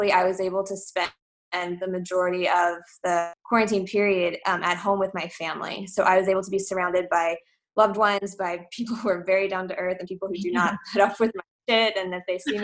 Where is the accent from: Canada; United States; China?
United States; Dallas, Texas; moved away as an adult; also born or lived in Germany; I'm originally from Dallas, Texas